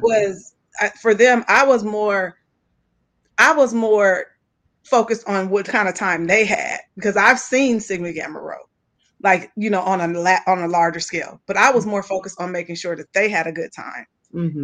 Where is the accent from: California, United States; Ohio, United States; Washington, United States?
California, United States; West Coast; I'm from West Coast based. We don't have that kind of history in that way in California